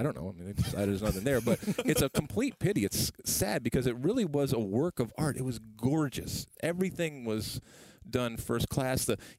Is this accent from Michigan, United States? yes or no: yes; Detroit, Michigan, United States; I grew up in Detroit, and so we used to be able, when you could just go back and forth, we'd go over there